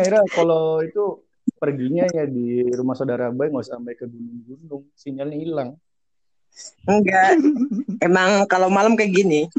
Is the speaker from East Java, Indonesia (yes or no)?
no; Cirebon, West Java, Indonesia; kita kan juga dari Cirebon mau mau nggak bukan mau banggain Cirebon sih